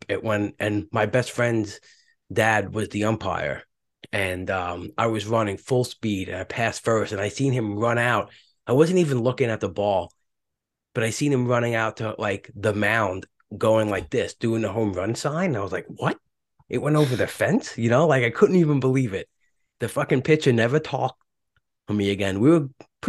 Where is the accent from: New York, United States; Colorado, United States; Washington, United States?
New York, United States; New York City; I'd grow up in Brooklyn, go to school in Brooklyn